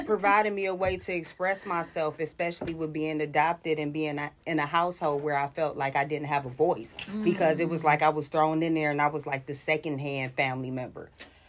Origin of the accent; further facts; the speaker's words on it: East Cleveland, Ohio, United States; I'm from East Cleveland